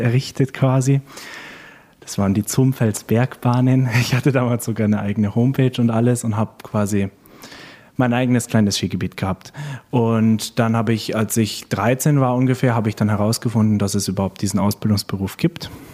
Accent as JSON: {"language": "German", "town": "Dornum", "region": "Lower Saxony", "country": "Germany", "moved": "yes", "said": "Also ich komme ursprünglich aus Dornum, das ist ein kleiner Ort an der Nordseeküste"}